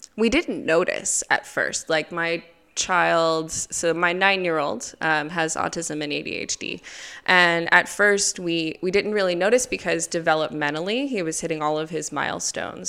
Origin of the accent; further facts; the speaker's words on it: United States; moved away as an adult; now in Gulu, Uganda; I'm from America. Originally, I've been in Uganda for eleven years now, so in Gulu